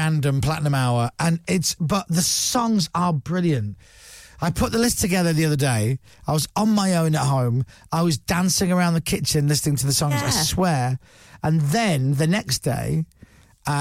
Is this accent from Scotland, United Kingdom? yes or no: no; Leeds, Yorkshire and the Humber, United Kingdom; I'm from Leeds